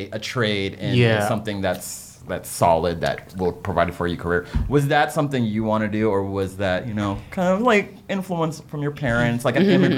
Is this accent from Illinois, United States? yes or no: no; San Antonio, Texas, United States; No, I was born actually in San Antonio, in Texas.